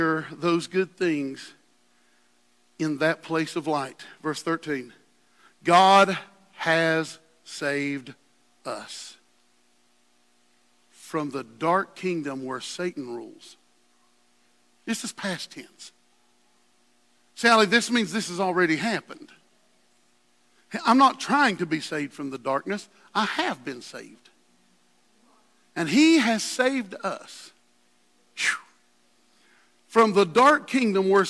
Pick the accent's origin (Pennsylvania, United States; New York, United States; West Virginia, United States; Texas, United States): West Virginia, United States; I'm from West Virginia